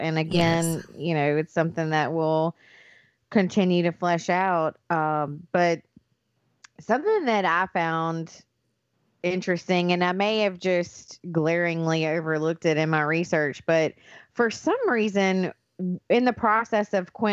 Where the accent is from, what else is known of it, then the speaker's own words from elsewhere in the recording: Pike County, Mississippi, United States; accent: Southern; moved away as an adult; we're sisters, and we are from Pike County, Mississippi